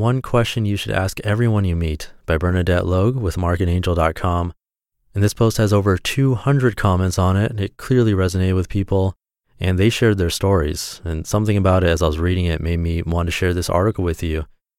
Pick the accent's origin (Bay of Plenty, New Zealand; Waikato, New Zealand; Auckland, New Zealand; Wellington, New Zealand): Wellington, New Zealand; born there; I was born in Wellington, New Zealand.